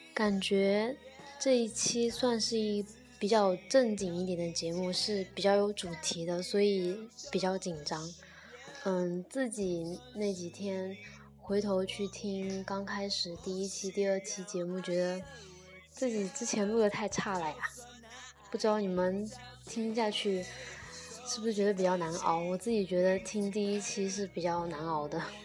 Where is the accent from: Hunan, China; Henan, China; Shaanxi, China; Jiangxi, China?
Jiangxi, China; Nanchang; 我从小在南昌长大，但是说真的，我对南昌的真的没有什么归属感